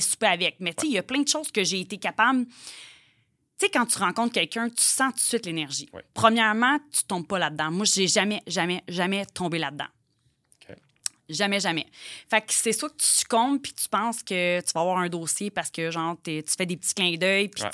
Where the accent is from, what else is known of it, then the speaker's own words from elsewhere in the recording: Joliette, Quebec, Canada; je viens de Joliette. Ouais. Je suis une petite fille de campagne.